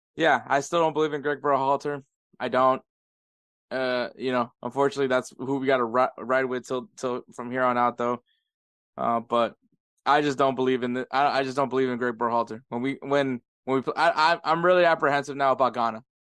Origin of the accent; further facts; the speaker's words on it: United States; me and Edward are first generations. Like we're the first born here in the U.S. from from our family